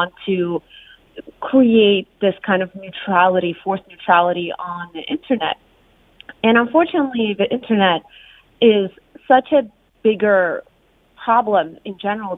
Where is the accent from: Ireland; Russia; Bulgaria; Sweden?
Russia; English is a second language; moved away as an adult; now in United States; I grew up in Russia, and I moved here only 5 years ago for law school